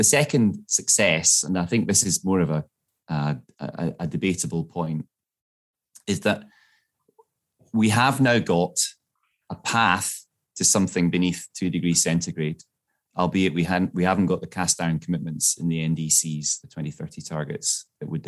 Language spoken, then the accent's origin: English; Glasgow, Scotland, United Kingdom; I grew up in Glasgow